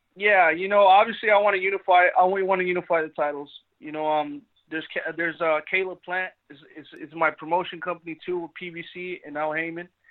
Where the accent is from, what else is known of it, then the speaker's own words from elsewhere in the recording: Phoenix, Arizona, United States; I'm from Phoenix, Arizona